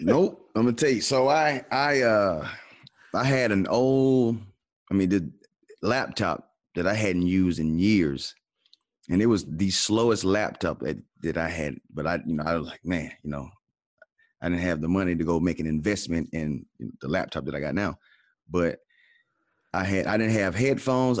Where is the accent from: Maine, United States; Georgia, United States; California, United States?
Georgia, United States; Atlanta; now in Dallas, United States; I'm from Atlanta